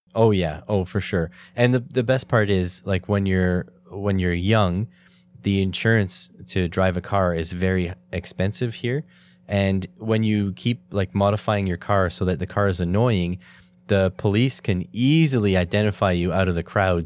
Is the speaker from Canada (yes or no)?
yes; Canada; as a Canadian